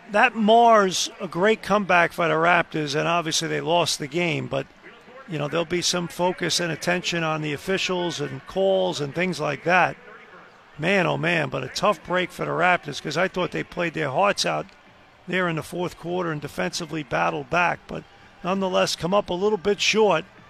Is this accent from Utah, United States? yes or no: no; New York, United States; growing up in New York